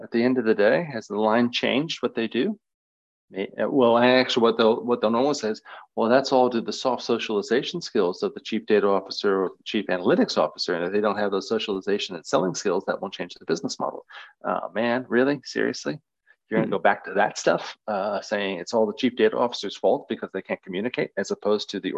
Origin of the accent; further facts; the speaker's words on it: Nebraska, United States; I'm from Nebraska in the US